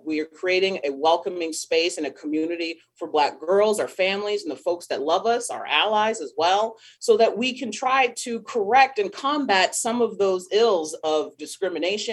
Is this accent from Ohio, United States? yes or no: no; Riverside, California, United States; Riverside, California, which is where I grew up as well